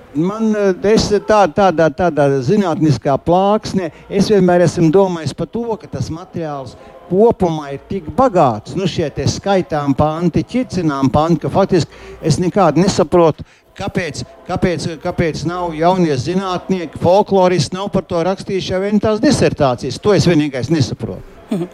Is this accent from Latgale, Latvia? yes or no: no; Liepāja, Kurzeme, Latvia; pats būdams kurzemnieks, kā, kā dzimis un izaugs liepainieks